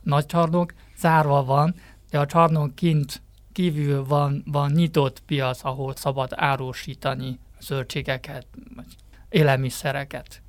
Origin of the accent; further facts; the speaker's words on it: Hubei, China; Hungarian is a second language; now in Beijing, China; Igen, én Hubei származású vagyok. Ott vannak a szüleim, Wuhan-tól nincs messze 100 kilométeres kisebb városban